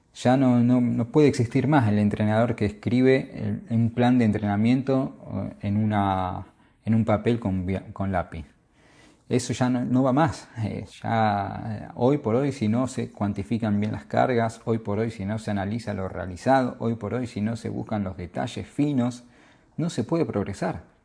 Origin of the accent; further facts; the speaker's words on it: Argentina; Soy argentino